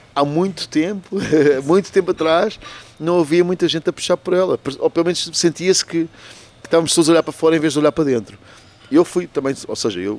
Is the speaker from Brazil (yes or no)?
no; Portugal; moved away as an adult; Eu saí de Portugal propriamente quando tinha 19 anos e até aos 19 anos passei muito tempo e conheci muito